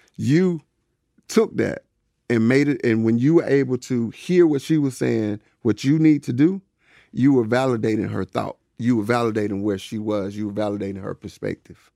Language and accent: English; Woodland, Georgia, United States; growing up in Woodland, Georgia